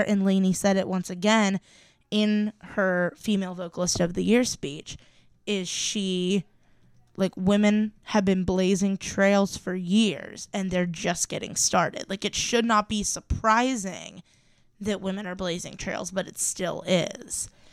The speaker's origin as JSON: {"language": "English", "region": "Ohio", "country": "United States", "said": "I'm from Ohio"}